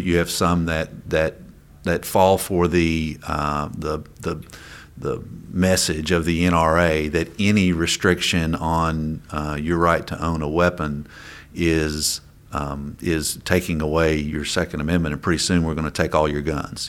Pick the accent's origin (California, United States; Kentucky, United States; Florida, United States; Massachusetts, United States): Kentucky, United States; Coal Country; I come from Cold Country, You know, we're, we're coal miners.